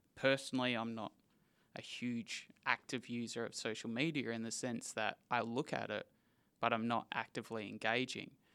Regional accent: Perth, Western Australia, Australia; I am born and raised in Perth

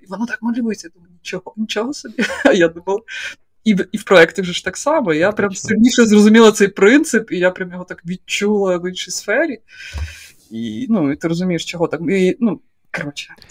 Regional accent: Poltava Oblast, Ukraine; moved away; я з Полтавської області, я не знаю, чогось я вирісла в приватному будинку

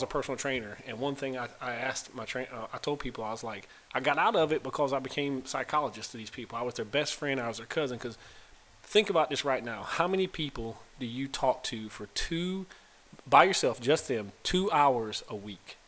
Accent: Pembroke, North Carolina, United States; I'm from a small town, North Carolina, Pembroke, North Carolina.

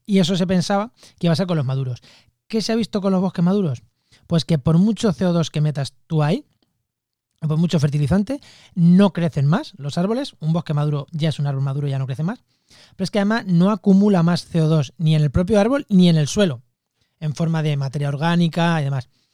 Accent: Spain; soy español

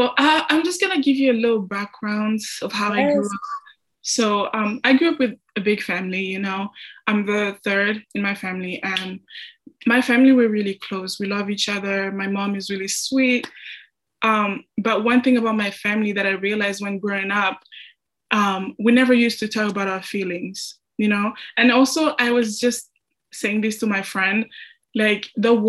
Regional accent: DR Congo; English is a second language; now in United States; I'm from the Congo, Central Africa, and I'm a senior here at Augustana

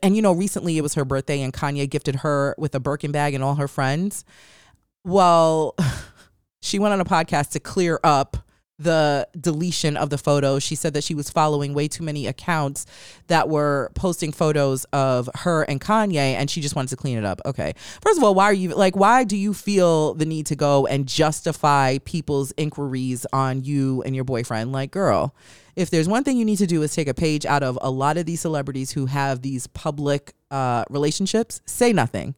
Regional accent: New York, United States; now in Los Angeles, United States; I'm from New York, and living in Los Angeles has been hell looking for a great place for good pizza.

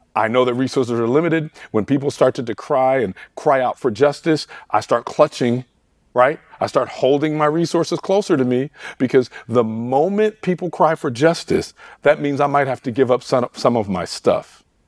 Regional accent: Detroit, Michigan, United States; I grew up in Detroit, Michigan

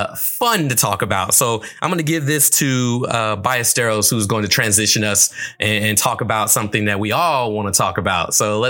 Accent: California, United States; And I'm from California.

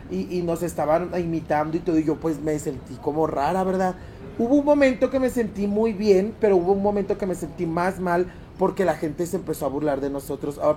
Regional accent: León, Guanajuato, Mexico; yo soy 100% panza verde, soy de León, Guanajuato.

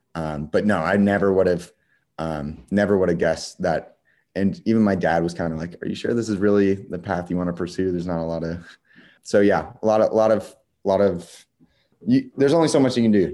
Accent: Wichita, Kansas, United States; I'm from Wichita

